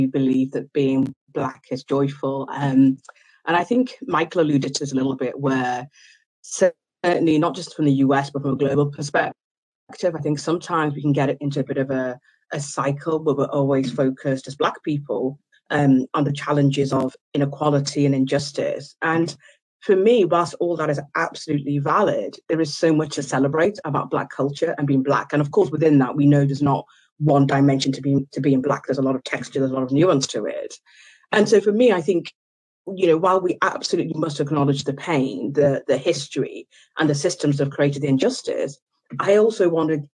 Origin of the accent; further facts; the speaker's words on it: Liverpool, North West England, United Kingdom; also born or lived in Ghana / Oxford; I moved to the UK when I was three, and I was raised in a working class neighbourhood in Liverpool